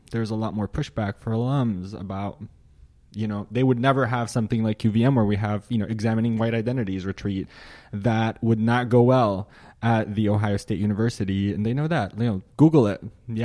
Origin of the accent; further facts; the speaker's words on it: Syria; born there; Well, I was born in Syria, which is a country that some may or may not be familiar with, but it is a place that I was born in. I grew up in a Muslim family.